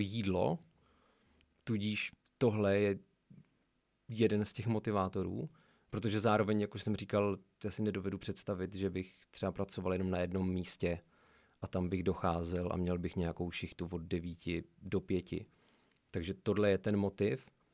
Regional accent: Sokolov, Karlovy Vary Region, Czechia; pocházím ze Sokolova a mám tam mnoho vazeb

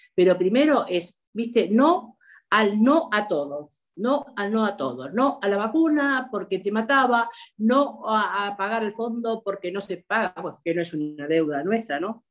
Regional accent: Argentina; como argentina

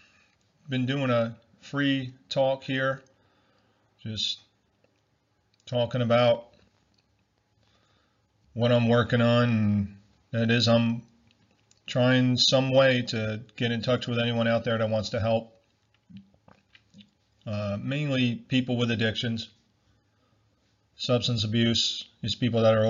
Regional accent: United States; me being born in America and being an American all my life

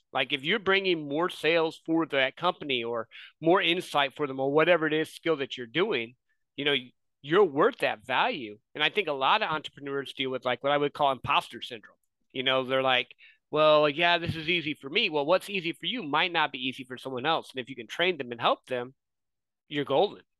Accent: Midwest, United States; I grew up in the Midwest

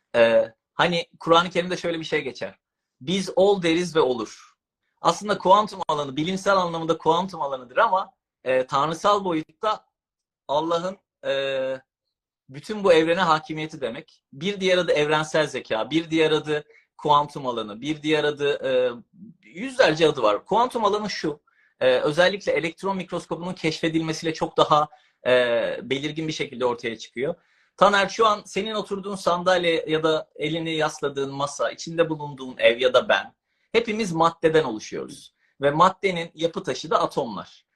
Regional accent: İzmir, Turkey; moved away as an adult; now in Istanbul, Turkey; İzmirliyim abi ben

